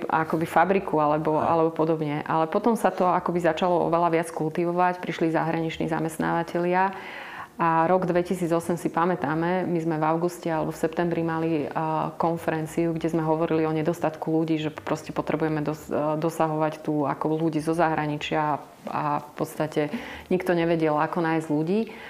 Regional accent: eastern Slovakia, Slovakia; Ja som z východného Slovenska

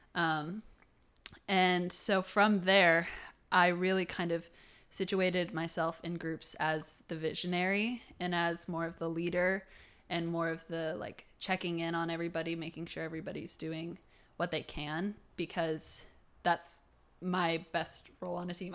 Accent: Toledo, Ohio, United States; I'm from Toledo, Ohio

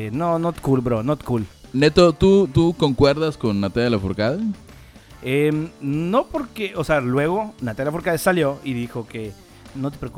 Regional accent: Mérida, Yucatán, Mexico; Claro, la gente que nos escucha en el interior del país, nosotros somos de Mérida, Yucatán

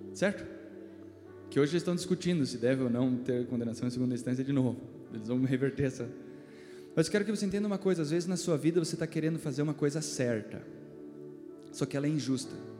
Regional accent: Brazil; nós como brasileiros

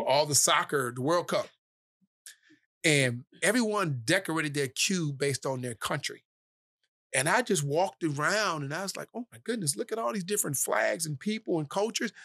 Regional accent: Cleveland, Ohio, United States; also born or lived in Dorchester, Massachusetts; from Cleveland, Ohio, uh, born in Dorchester, Massachusetts, uh, I moved from Dorchester when I was four

